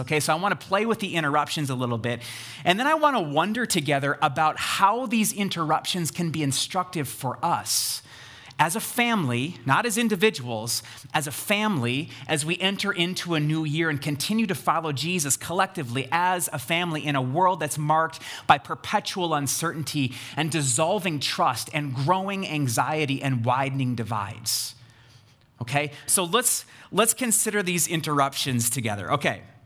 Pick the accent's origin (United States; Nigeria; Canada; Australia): United States; we read this as American Christians